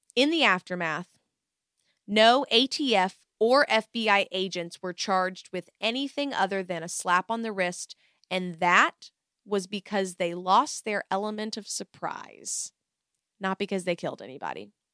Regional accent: Waco area / Dallas, Texas, United States; I'm from Waco area

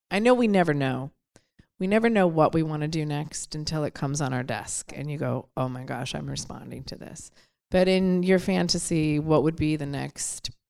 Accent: Detroit, Michigan, United States; I'm from Detroit.

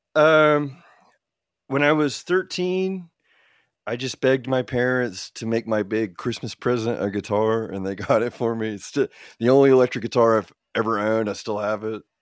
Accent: Oklahoma City, Oklahoma, United States; also born or lived in Illinois; I was born in Illinois, for instance, but most of our formative years and into now, we've lived in Oklahoma, I've lived in Oklahoma for all but one year of my life

